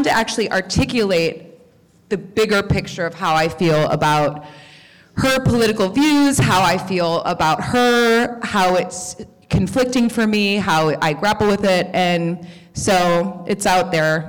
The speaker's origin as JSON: {"language": "English", "town": "Chicago", "region": "Illinois", "country": "United States", "said": "I'm from Chicago"}